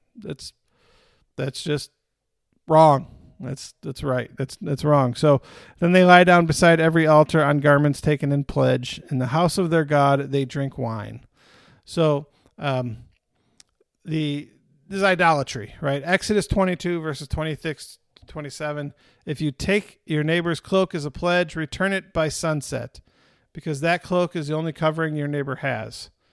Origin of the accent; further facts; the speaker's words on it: Michigan, United States; also born or lived in Vermont / Northeast; now in Texas, United States; I grew up in Michigan